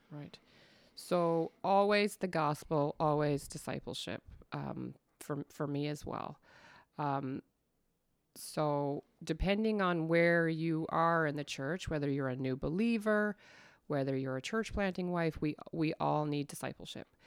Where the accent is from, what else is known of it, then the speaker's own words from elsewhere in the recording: Stouffville, Ontario, Canada; moved away as an adult; also born or lived in Kitchener-Waterloo, Ontario; now in Newfoundland, Canada; I was born in Kitchener, Waterloo in Ontario, and, but I grew up in Stouffville